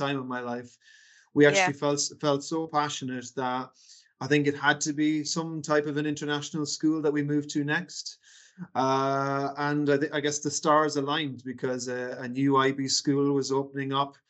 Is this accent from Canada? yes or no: no; Galway, Connacht, Ireland; moved away as an adult; also born or lived in United Kingdom; I'm originally from Galway in the west of Ireland.